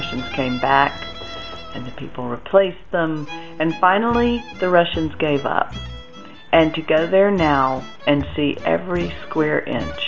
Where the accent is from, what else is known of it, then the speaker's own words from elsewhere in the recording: Atlanta, Georgia, United States; I'm from Atlanta, Georgia